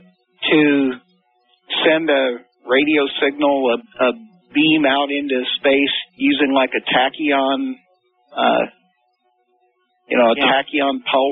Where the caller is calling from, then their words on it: Goshen, Indiana, United States; from Goshen, Indiana, between South Bend and Fort Wayne.